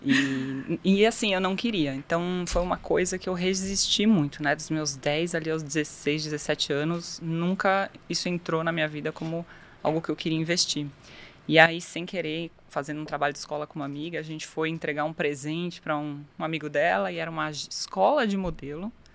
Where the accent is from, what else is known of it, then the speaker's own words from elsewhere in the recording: São Paulo, Brazil; moved away as an adult; also born or lived in Japan; Eu sou de São Paulo, capital, nascida e criada, vida toda ali praticamente, até os 18 anos.